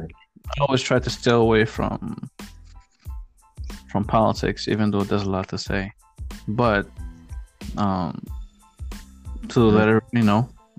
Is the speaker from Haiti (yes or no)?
yes; Haiti; now in United States; we come from the same place. When it comes to being born and raised in Haiti and coming here